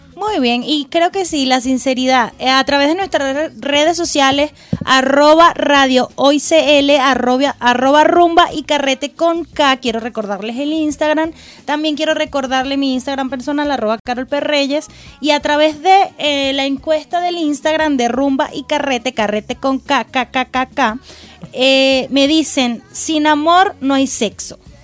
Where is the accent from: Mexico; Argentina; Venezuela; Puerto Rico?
Venezuela; now in Chile; nosotros como venezolanos